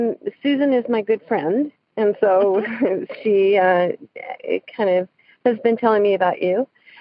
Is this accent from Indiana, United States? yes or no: no; St. George, Utah, United States; moved away as an adult; now in Medford, United States; I'm from St. George, Utah, but I just barely moved to Medford, Oregon just a couple months ago.